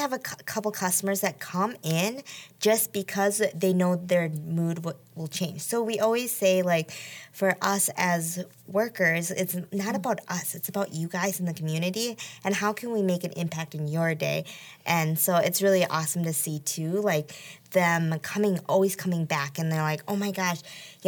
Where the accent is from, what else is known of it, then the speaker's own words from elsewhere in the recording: Colfax, Wisconsin, United States; moved away as an adult; also born or lived in South Korea; now in Marshfield, United States; I was raised in Colfax, Wisconsin, so that's about, like, 2 hours from here now